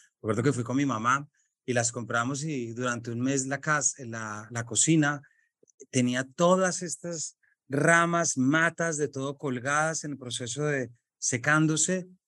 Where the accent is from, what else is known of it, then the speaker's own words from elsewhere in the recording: Colombia; colombiano, padre de tres